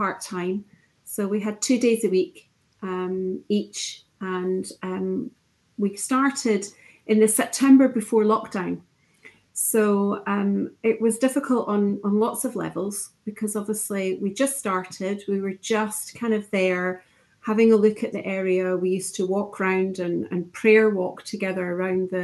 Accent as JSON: {"language": "English", "area": "East Lothian", "region": "Scotland", "country": "United Kingdom", "tie": "born or raised there", "also_born_or_lived": "Midlothian", "said": "born and bred in East Lothian, and now living in Mid Lothian"}